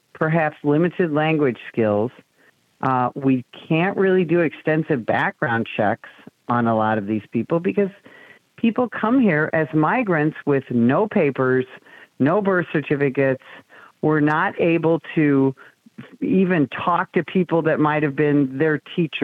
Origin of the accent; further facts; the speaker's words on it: Illinois, United States; moved away as an adult; I am born and raised in Illinois. I fled a few years ago